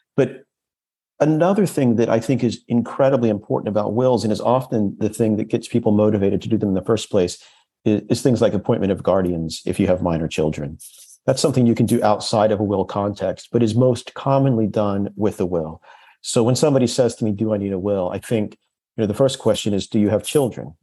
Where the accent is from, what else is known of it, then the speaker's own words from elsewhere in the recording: United States; accent: very American; moved away as an adult; now in London, United Kingdom; 15 years in London. And for all that time, I still haven't lost my very American accent